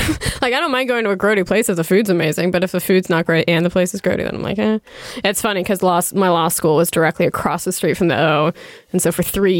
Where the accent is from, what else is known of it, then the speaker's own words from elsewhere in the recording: Pittsburgh, Pennsylvania, United States; Obviously, I'm from Pittsburgh.